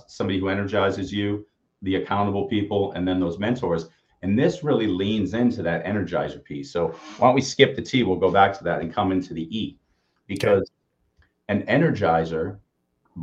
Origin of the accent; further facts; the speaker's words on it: Austin, Texas, United States; I'm from Austin